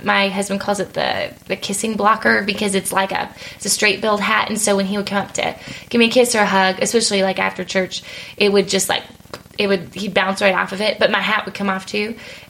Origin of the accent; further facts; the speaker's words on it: San Antonio, Texas, United States; moved away as an adult; also born or lived in Dallas, Texas / Plano, Texas; now in Nashville, United States; I'm from San Antonio.